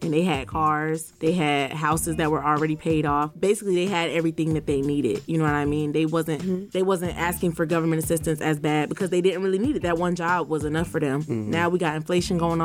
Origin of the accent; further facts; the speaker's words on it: Central Florida, United States; I'm from Central Florida